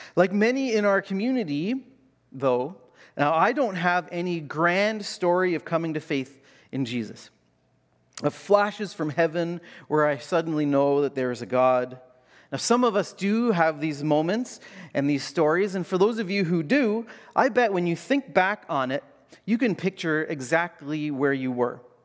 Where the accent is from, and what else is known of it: Canada